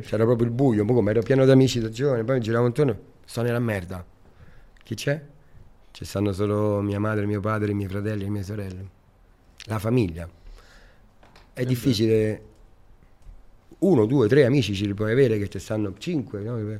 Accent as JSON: {"language": "Italian", "town": "Rome", "region": "Lazio", "country": "Italy", "tie": "born or raised there", "moved": "yes", "lives_now": "Riccione, Italy", "said": "io sono nato a Roma e sono cresciuto al, co- Parco del Colleoppio. Il Parco del Colleoppio è davanti al Colosseo"}